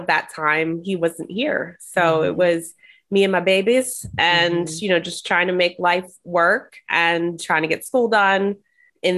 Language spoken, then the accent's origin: English; New Jersey, United States; moved away; I'm originally from New Jersey